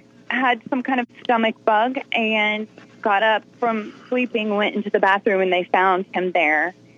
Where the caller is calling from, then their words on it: Atlanta, Georgia, United States; I am calling in from Atlanta, Georgia tonight.